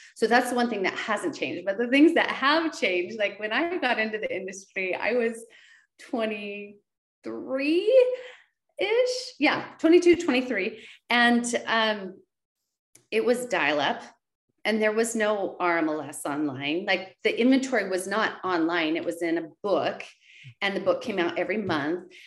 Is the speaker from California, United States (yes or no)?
no; West Linn, Oregon, United States; my hometown of West Lynn